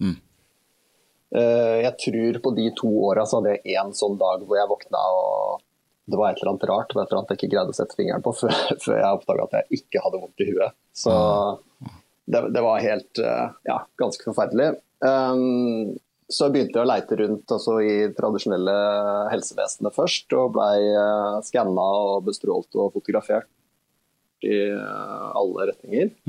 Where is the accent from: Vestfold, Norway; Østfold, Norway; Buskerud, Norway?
Vestfold, Norway; Horten; syntes ikke det var nødvendig å på en måte tråkke rundt i hele oppveksten min i Horten